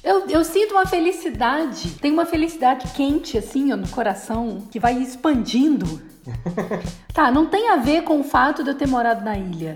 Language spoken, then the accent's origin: Portuguese; Minas Gerais, Brazil; como boa mineira